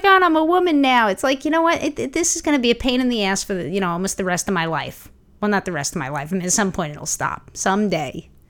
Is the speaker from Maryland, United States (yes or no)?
no; New York City, New York, United States; growing up in Brooklyn, I didn't need a car